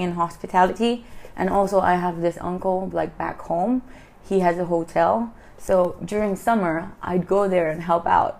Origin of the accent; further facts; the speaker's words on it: Philippines; moved away; I was born and raised in the Philippines